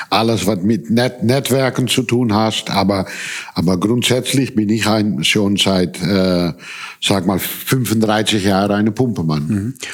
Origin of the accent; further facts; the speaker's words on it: Indonesia; German is a second language; also born or lived in Amsterdam / Hong Kong / Taiwan / Netherlands; ich bin in Amsterdam geboren, als Kind aufgewachsen in Indonesien. Dann sind wir umgezogen nach, nach Hongkong.